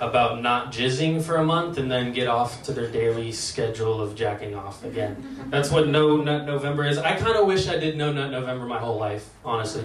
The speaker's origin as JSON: {"language": "English", "town": "Lake Oswego", "region": "Oregon", "country": "United States", "tie": "born or raised there", "said": "my parents actually raised me in one of the most diverse places in America, Lake Oswego"}